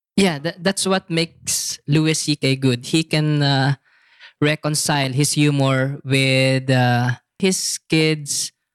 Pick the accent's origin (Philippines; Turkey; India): Philippines; moved away as an adult; now in Bangkok, Thailand; as a Filipino